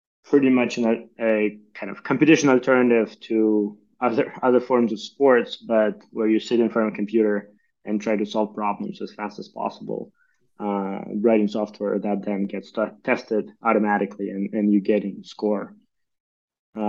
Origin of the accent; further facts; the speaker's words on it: Ukraine; moved away; I'm originally from Ukraine.